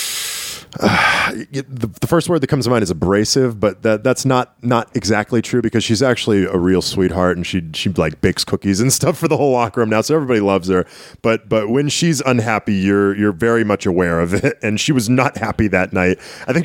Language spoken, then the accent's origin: English; Lowell, Massachusetts, United States; also born or lived in Tyngsborough, Massachusetts; Lowell, Massachusetts, more or less my hometown. I mean, I lived in Tingsboro for so long, which is right on the Lowell border